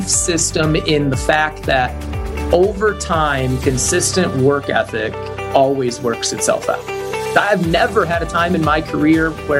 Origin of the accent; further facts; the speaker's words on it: Cleveland, Ohio, United States; I'm originally from the Cleveland area, and I'm the kind of sports was life type of kid growing up.